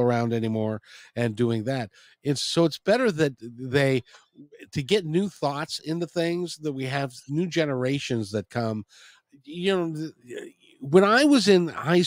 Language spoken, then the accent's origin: English; Seattle, Washington, United States; I'm from Seattle